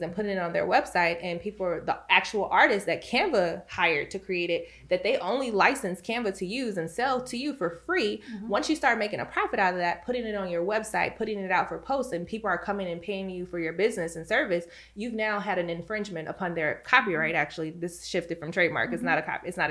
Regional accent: Chicago, Illinois, United States; I'm from Chicago. And so in my home state of Illinois

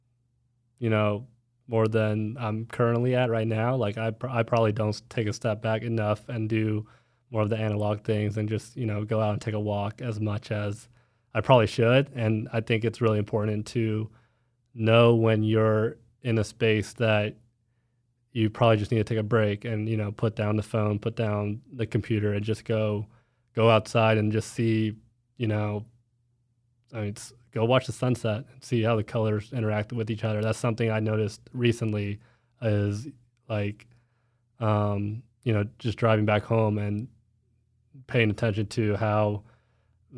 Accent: Dallas, Texas, United States; I'm from Dallas

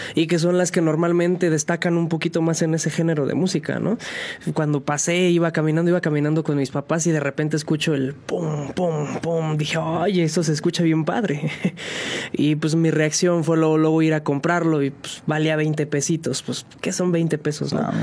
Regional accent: San Juan del Río, Querétaro, Mexico; originario de aquí, de aquí de San Juan del Río, sanjuanense

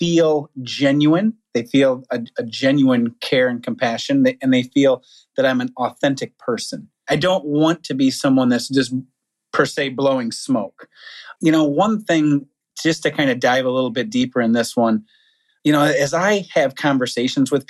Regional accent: United States; we're all Americans, or, you know, we're all from the United States

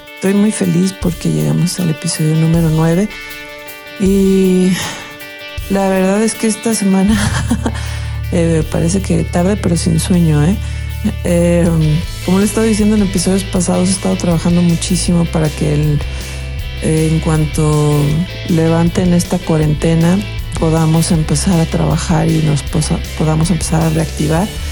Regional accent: Guadalajara, Jalisco, Mexico; soy de Guadalajara

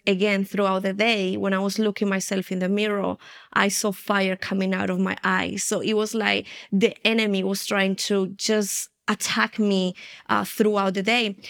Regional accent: Spain; also born or lived in United Kingdom; now in Colombia; I'm originally from Colombia in, uh, South America, and I have been here for one year and a half already. I was raised in Spain, then I moved to the U K, and now the Lord brought me back to Colombia after twenty-five years

